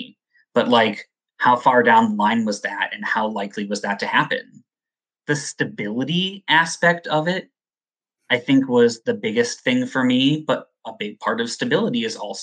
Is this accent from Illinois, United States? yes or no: yes; Evanston, Illinois, United States; moved away; I'm from Evanston. So I grew up just outside of Chicago